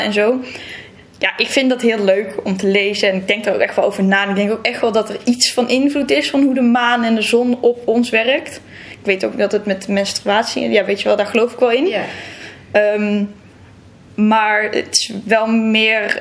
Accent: Texel, North Holland, Netherlands; moved away as an adult; also born or lived in Brabant; now in Leiden, Netherlands; ik ben opgegroeid op Texel. En ik kom uit Brabant ja, ik vind het zelf niet meer helemaal te horen.

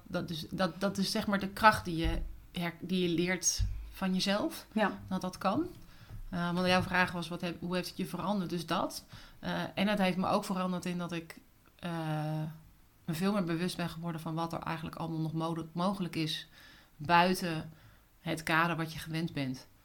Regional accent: Utrecht, Netherlands; moved away as an adult; also born or lived in Cape Town, South Africa / Sydney, Australia / Singapore / London, United Kingdom; ik kom uit Utrecht

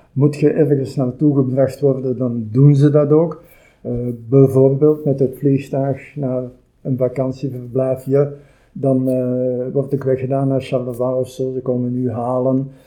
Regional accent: Antwerp or Brasschaat, Flanders, Belgium; also born or lived in Turnhout; now in Kapellen, Belgium; heel mijn leven gewoond in Antwerpen of in Vaschaat en nu recent in Kapellen

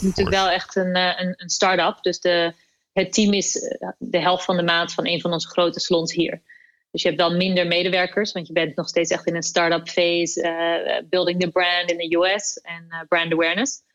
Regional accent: Netherlands; kunnen we echt in onze handen knijpen als Nederlanders

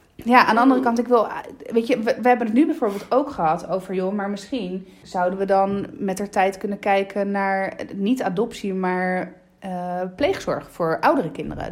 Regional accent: Lecce, Apulia, Italy; also born or lived in Randstad, Netherlands; now in Netherlands; de stad waar ik kom uit Lecce

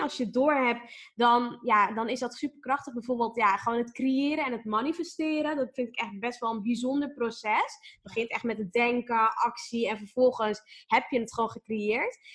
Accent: Amsterdam, North Holland, Netherlands; born or raised there

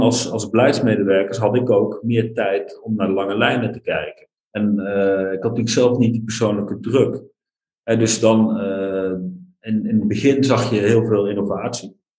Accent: North Brabant, Netherlands; moved away; also born or lived in Overijssel / Nijmegen / Sweden; Ik ben geboren in Overijssel, opgegroeid in Brabant.

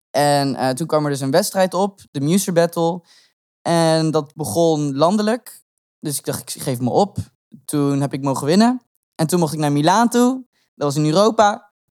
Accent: Groningen, Netherlands; Ja, ik kom uit Grun.

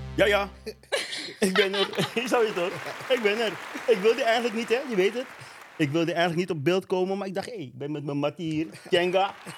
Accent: Netherlands; ik ben hier opgegroeid

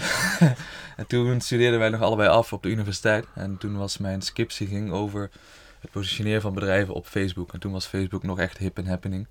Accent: Horst, Limburg, Netherlands; also born or lived in Tilburg; geboren en getogen in Horst met een kort uitstapje in Tilburg, nu weer terug in Horst.

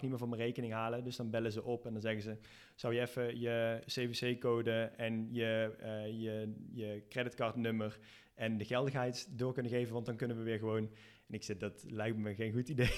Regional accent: Netherlands; now in Spain; als Nederlander

